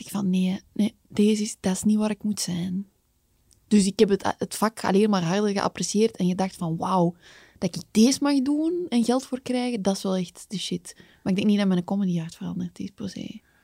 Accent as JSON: {"language": "Dutch", "region": "Kempen", "country": "Belgium", "said": "Ik ben ook van de Kempen"}